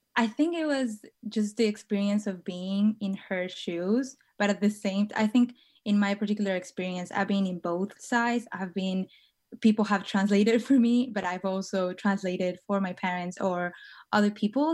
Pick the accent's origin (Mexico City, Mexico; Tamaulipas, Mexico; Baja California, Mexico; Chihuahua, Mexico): Baja California, Mexico; Tijuana; moved away as an adult; now in San Francisco, United States; I was born and raised in Tijuana, which is in the border, um, with San Diego